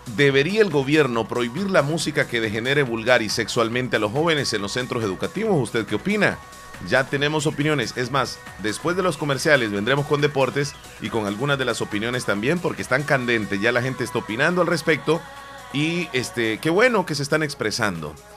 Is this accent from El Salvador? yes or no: yes; El Salvador; Yo soy cuscatleco, soy salvadoreño, no me gusta que me digan guanaco